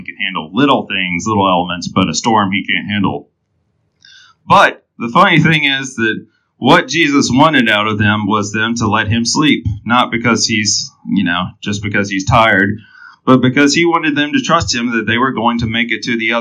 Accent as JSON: {"language": "English", "town": "Enterprise", "region": "Alabama", "country": "United States", "tie": "born or raised there", "said": "I was born in Enterprise, Alabama"}